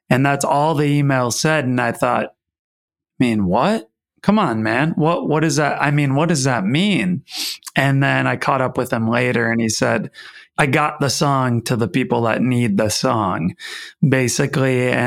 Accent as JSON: {"language": "English", "region": "Wisconsin", "country": "United States"}